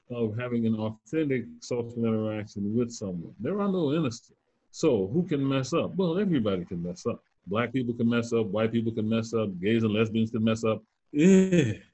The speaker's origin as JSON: {"language": "English", "region": "Southern United States", "country": "United States", "tie": "born or raised there", "said": "So I grew up in the Jim Crow South."}